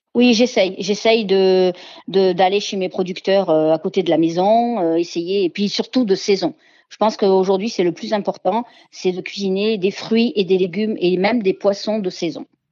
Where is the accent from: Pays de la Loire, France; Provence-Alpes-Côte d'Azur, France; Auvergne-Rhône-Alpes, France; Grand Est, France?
Provence-Alpes-Côte d'Azur, France; Marseille; also born or lived in Montélimar / Ardèche; je suis née à Montélimar, mais j'ai toujours vécu à Marseille